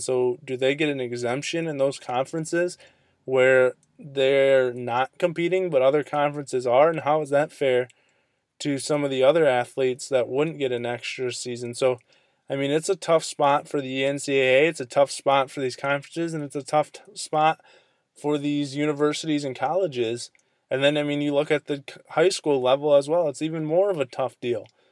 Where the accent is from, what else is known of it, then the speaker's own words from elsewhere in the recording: Michigan, United States; the sports reporter here in my hometown